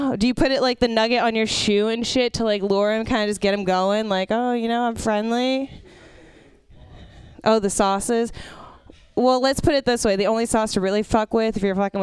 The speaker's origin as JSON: {"language": "English", "town": "San Francisco", "region": "California", "country": "United States", "tie": "born or raised there", "said": "I grew, was born and raised in San Francisco"}